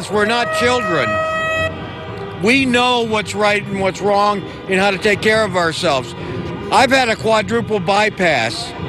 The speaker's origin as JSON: {"language": "English", "town": "Jackson", "region": "Michigan", "country": "United States", "said": "I'm from Jackson, Michigan."}